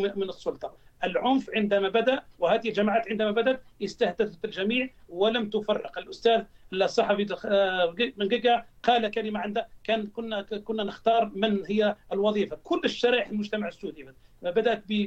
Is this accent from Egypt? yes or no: no; Algeria; عندنا في الجزائر